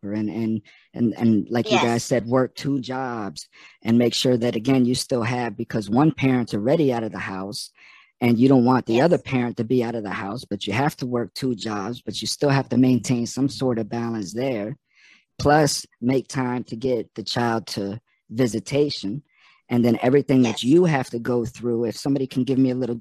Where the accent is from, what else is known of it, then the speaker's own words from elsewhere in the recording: Florida, United States; I'm from Florida